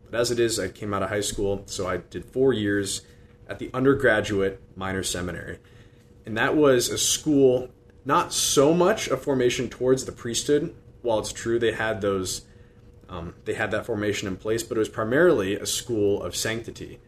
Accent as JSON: {"language": "English", "town": "Des Moines", "region": "Iowa", "country": "United States", "tie": "born or raised there", "said": "born and raised in Des Moines, went to Dowling Catholic High School."}